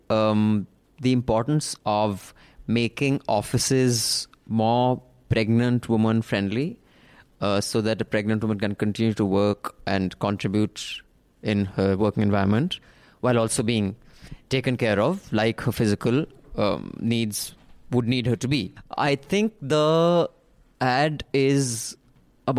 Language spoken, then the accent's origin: English; India; being Indian liberals